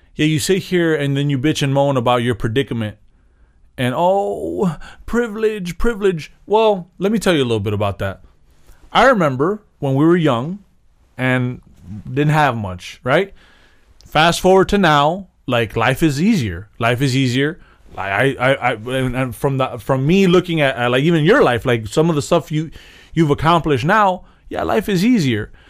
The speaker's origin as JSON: {"language": "English", "country": "United States", "tie": "born or raised there", "said": "I was born in America"}